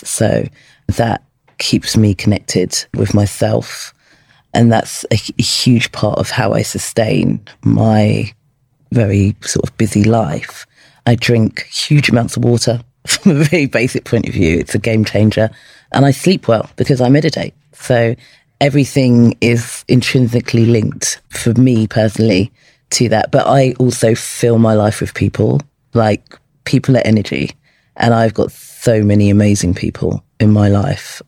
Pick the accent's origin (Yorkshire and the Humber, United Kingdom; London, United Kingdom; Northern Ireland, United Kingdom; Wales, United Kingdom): London, United Kingdom; when I was 16 from Peckham